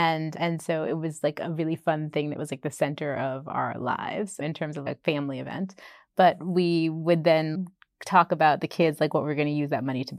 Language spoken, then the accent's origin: English; Boston, Massachusetts, United States; moved away as an adult; also born or lived in Bombay; now in England; I grew up in Boston.